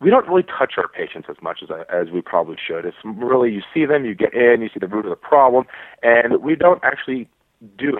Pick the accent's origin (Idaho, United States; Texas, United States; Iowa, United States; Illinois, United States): Texas, United States; moved away as an adult; also born or lived in Midwest / Virginia; now in Florida, United States; I'm from Texas, where there's not a lot of DOs